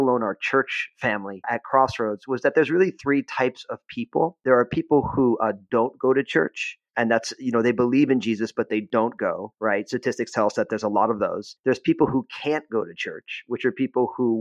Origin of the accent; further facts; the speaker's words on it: New Jersey, United States; moved away; also born or lived in San Francisco Bay Area; I had been church planting in my home state of New Jersey